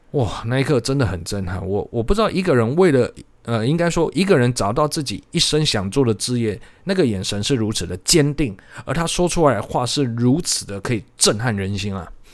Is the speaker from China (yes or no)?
no; Changhua County, Taiwan; moved away; 这个下礼拜我要回彰化